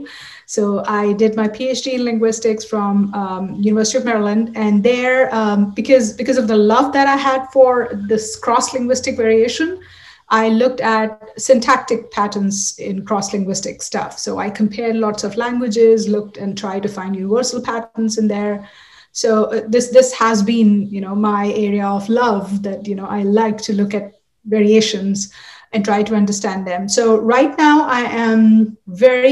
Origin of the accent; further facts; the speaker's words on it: Delhi, India; moved away; I grew up in India, Delhi.